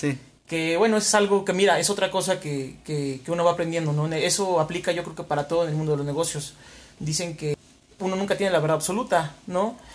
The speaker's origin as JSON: {"language": "Spanish", "town": "Huamantla", "region": "Tlaxcala", "country": "Mexico", "tie": "born or raised there", "moved": "as an adult", "lives_now": "Puebla, Mexico", "said": "Soy nacido y criado aquí en, en Huamantla, la bella ciudad de Huamantla, donde viví hasta los 20 años"}